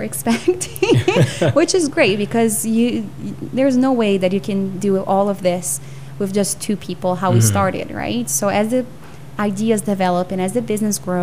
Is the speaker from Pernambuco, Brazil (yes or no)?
no; São Paulo, Brazil; now in Canada; I grew up in São Paulo, which is a huge city